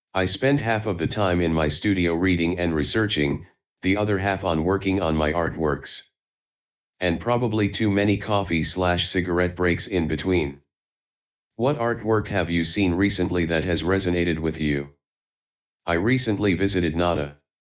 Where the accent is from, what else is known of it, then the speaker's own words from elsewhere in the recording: Taiwan; moved away as an adult; also born or lived in New York City; I was born and raised in Taiwan. I moved to New York City to study fine art at the School of Visual Arts in 2011